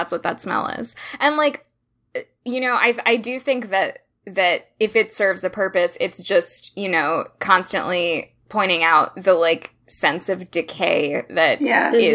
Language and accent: English; Central Florida, United States; I am from Florida, so for me it was like, and from Central Florida